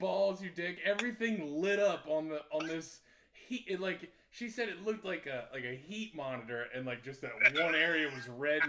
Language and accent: English; United States; I think it's because I'm American.